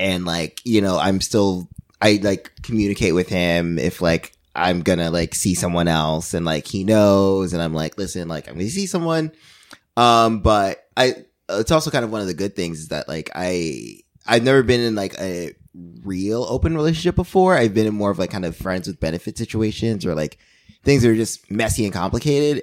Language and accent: English; New York, United States; as a New Yorker